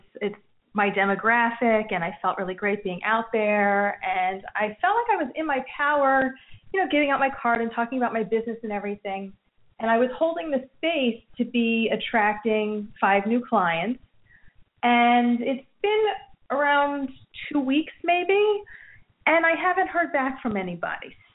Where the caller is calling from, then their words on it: New Jersey, United States; Hi, this is … from New Jersey.